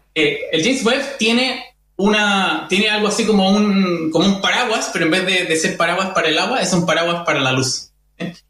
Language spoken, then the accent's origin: Spanish; Chile; nosotros como, como, chilenos